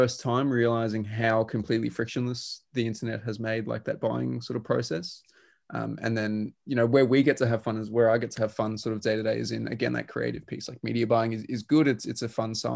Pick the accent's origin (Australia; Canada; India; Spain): Australia; being Australian, I'm very used to driving very long distances